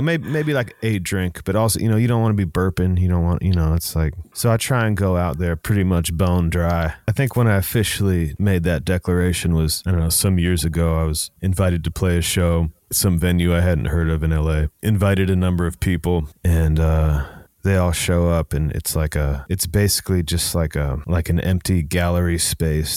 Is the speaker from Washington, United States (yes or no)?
yes; Seattle, Washington, United States; a nineties kid, you know, growing up in Seattle